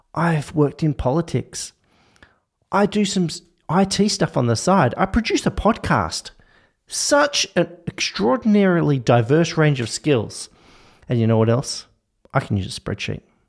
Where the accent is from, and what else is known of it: Australia